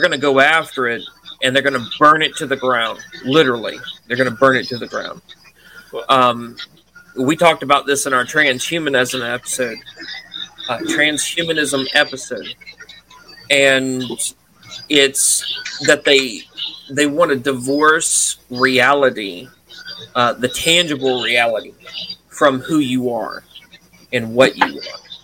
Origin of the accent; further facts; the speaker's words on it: Mississippi, United States; I'm from Mississippi